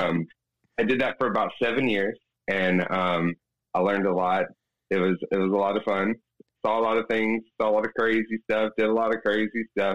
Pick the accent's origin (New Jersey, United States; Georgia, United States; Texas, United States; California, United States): Georgia, United States; an hour south of Atlanta; moved away as an adult; now in Birmingham, United States; I'm originally from an hour south of Atlanta, but I started bartending in Atlanta, Georgia, for about 9 years there, and now I live in Birmingham, Alabama